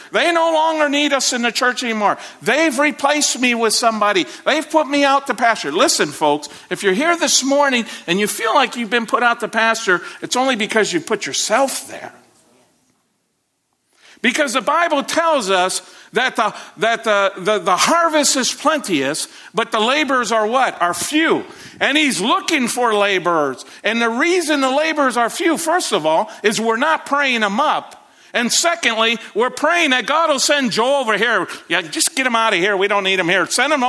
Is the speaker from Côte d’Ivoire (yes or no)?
yes; Côte d’Ivoire; My wife and I served in Ivory Coast for a number of years. And in growing up in Ivory Coast